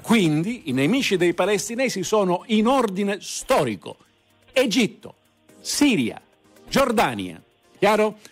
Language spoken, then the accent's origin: Italian; Palermo, Sicily, Italy; lei è di Palermo come me